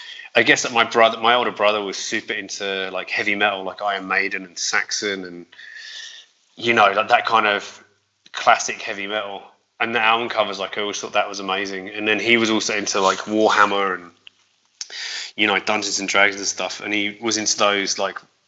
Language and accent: English; Aldershot, South East England, United Kingdom; moved away as an adult; now in London, United Kingdom; I grew up there until I was 19